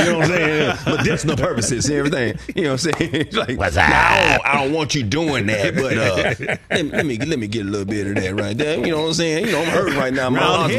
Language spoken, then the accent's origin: English; Bessemer, Alabama, United States; moved away; I was in Bessemer. I used to live in Bessemer. I went to Jess Lanier High School, which is now Bessemer High School.